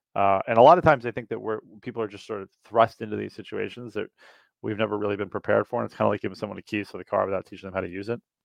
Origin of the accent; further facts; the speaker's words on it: New York City, New York, United States; moved away as an adult; now in Princeton, United States; I grew up in New York City